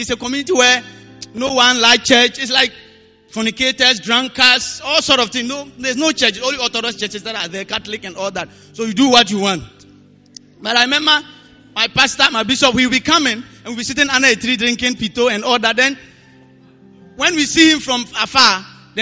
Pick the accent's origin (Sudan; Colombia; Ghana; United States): Ghana; Bawku, Upper East; I'm from Boko. And Boko is located at the upper eastern part of Ghana, in the corner there.